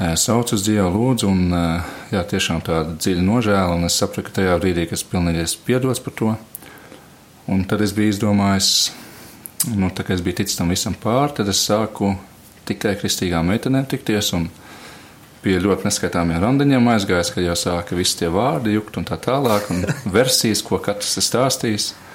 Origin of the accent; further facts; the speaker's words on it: Latvia; moved away; es esmu uzaudzis Matejā